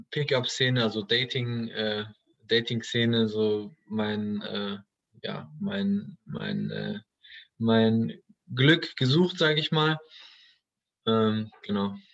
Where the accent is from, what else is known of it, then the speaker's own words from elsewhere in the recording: Duisburg, North Rhine-Westphalia, Germany; Ich bin in Duisburg groß geworden. Äh, Duisburg äh, kennen sicherlich einige, ist jetzt nicht dafür bekannt, die schönste Stadt in Deutschland zu sein.